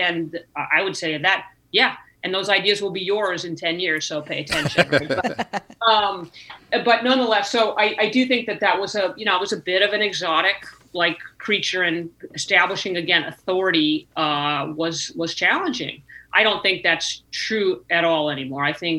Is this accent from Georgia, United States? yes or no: no; California, United States; I was young. I was 31. I was the first woman, and I was from California, right?